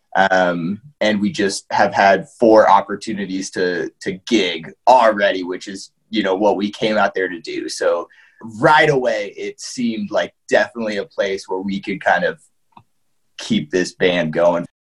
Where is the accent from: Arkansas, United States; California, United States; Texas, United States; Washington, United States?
Washington, United States; Seattle; I'm from Seattle